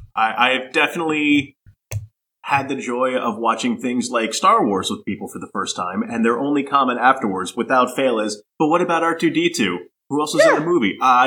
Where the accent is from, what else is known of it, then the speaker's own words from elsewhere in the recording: United States; as an American